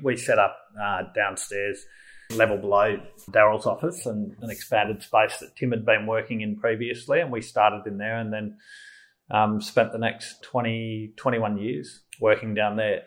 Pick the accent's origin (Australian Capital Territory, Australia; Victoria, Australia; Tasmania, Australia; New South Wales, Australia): Victoria, Australia; Melbourne; I grew up in Melbourne, nearby in the southeastern suburbs, and um, yeah, so I'm a very Melbourne person. I grew up in Malvern